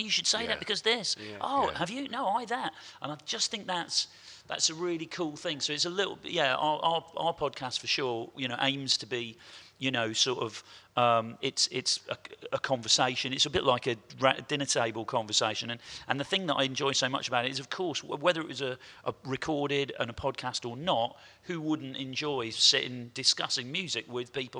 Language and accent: English; Portishead, South West England, United Kingdom; Me and my best mate, …, we grew up in Porter's Head in the southwest of England and went to the same school as ….